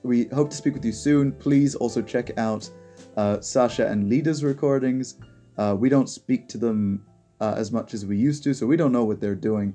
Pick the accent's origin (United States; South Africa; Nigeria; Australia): Australia; Sydney, New South Wales